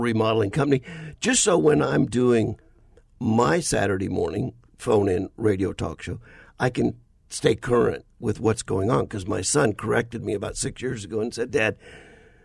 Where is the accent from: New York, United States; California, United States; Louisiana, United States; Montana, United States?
Louisiana, United States; South; moved away; also born or lived in Littleton, Colorado; home is South Louisiana